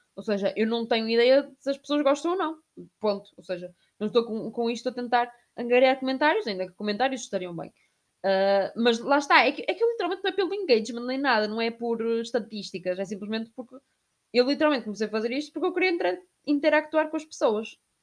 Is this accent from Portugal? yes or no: yes; Portugal; accent: European Portuguese; now in Barcelona, Spain; eu a cantar em português de Portugal caía mal